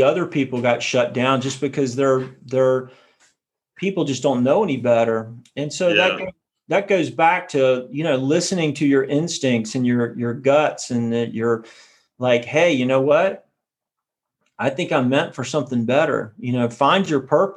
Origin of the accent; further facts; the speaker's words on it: South Carolina, United States; moved away; I grew up in South Carolina